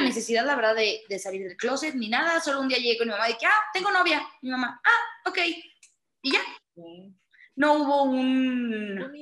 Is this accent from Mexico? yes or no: yes; Monterrey, Nuevo León, Mexico; yo soy de Monterrey